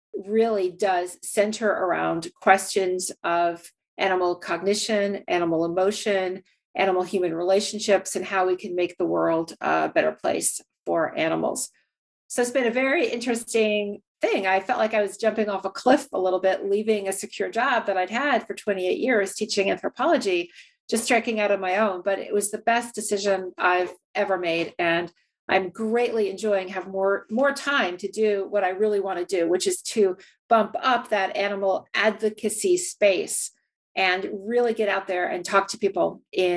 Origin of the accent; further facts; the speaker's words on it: Shrewsbury, New Jersey, United States; I was growing up in New Jersey, suburban New Jersey, a small town called Shrewsbury